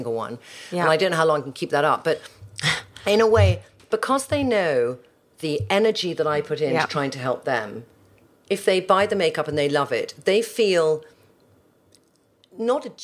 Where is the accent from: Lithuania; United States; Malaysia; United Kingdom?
United Kingdom; as British girls